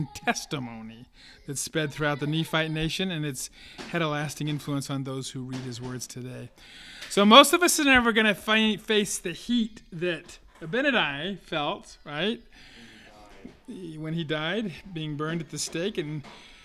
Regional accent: California, United States; moved away; I grew up in California where there's a lot of wildfires

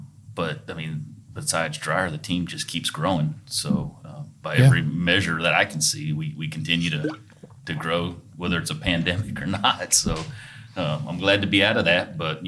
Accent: Taylor, Texas, United States; my hometown of Taylor, Texas.

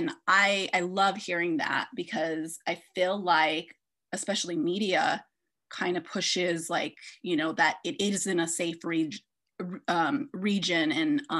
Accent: United States; I'm an American woman

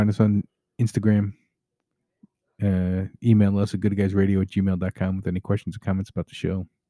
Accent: York, Pennsylvania, United States; I grew up in York, Pennsylvania.

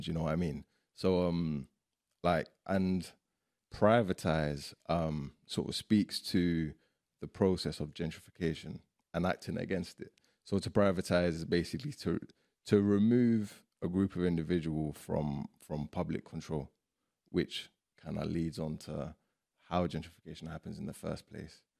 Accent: London, United Kingdom; also born or lived in Iraq; growing up in Ends

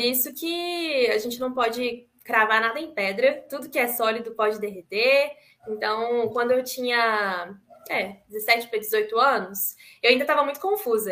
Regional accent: Itajubá, Minas Gerais, Brazil; also born or lived in Itararé, São Paulo; E nasci em Tararé, em São Paulo, mas fui criada mesmo em Itajubá, sul de Minas, que eu amo de paixão essa terrinha.

